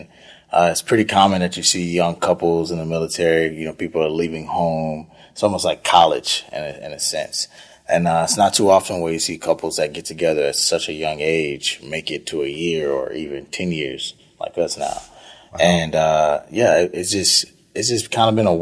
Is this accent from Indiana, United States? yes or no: no; Houston, Texas, United States; I grew up on the northeast side of Houston, Trinity Garden, Fifth Ward, Cashmere Gardens area, Acres Home, on the northeast side of town